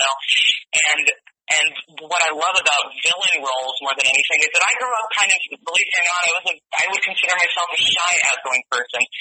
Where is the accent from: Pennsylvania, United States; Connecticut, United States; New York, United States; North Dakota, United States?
Connecticut, United States; accent: Connecticut; moved away; my Connecticut accent? my Connecticut accent.